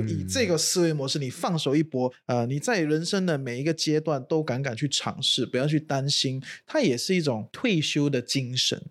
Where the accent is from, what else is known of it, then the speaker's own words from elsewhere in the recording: Singapore; moved away as an adult; also born or lived in China; now in Malaysia; 可能前面二十多年都住在新加坡啊，土生嗯。土长